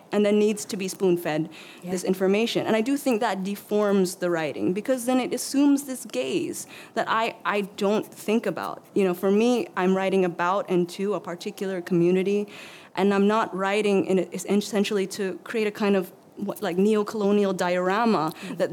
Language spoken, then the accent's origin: English; Milpitas, California, United States; I grew up in Milpitas, so it's an hour south of San Francisco.